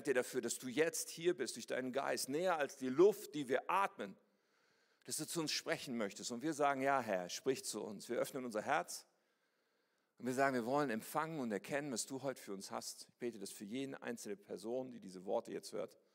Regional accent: Ennepetal, North Rhine-Westphalia, Germany; ich bin aufgewachsen in Ennepetal, das kennt ihr wahrscheinlich nicht, aber wie das Wort schon sagt, ist es da ein Tal und da gibt es auch Berge. Und da gibt es einen Stadtteil, der heißt Rüggeberg. Ennepetal, Rüggeberg. Rüggeberg liegt da oben, wir wohnten da unten.

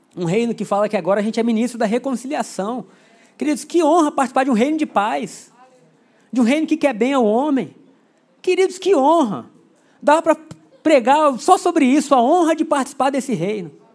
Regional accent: Brazil; a gente é brasileiro

